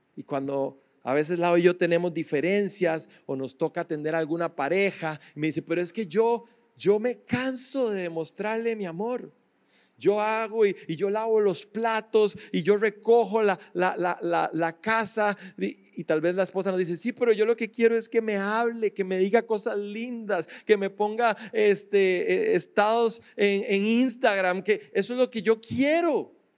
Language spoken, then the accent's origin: Spanish; Costa Rica; yo soy tico